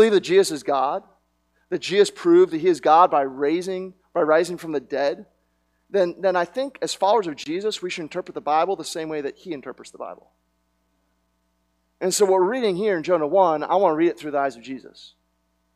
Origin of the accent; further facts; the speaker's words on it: Media, Pennsylvania, United States; I was born in Media, Pennsylvania